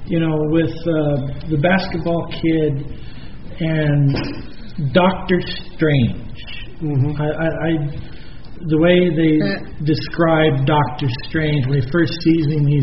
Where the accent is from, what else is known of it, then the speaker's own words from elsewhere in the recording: New York, United States; That was so was New York. I'm a New